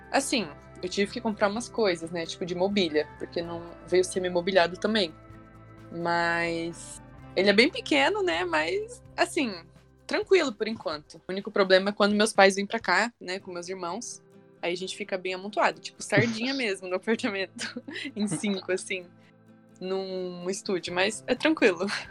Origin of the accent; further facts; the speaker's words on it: Toledo, Paraná, Brazil; moved away as an adult; now in Curitiba, Brazil; eu sou de Toledo, é uma cidadezinha também é, aqui no interior do Paraná.